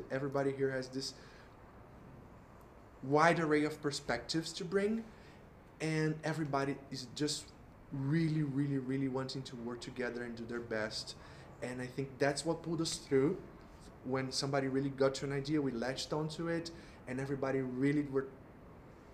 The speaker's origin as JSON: {"language": "English", "region": "Rio de Janeiro", "country": "Brazil", "moved": "yes", "lives_now": "Sao Paulo, Brazil", "said": "I am originally from Rio"}